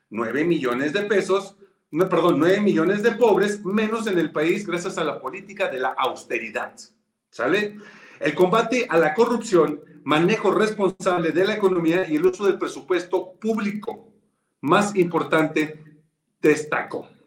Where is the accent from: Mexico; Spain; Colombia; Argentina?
Mexico; Pues para eso somos los mexicanos, ¿no? Digo.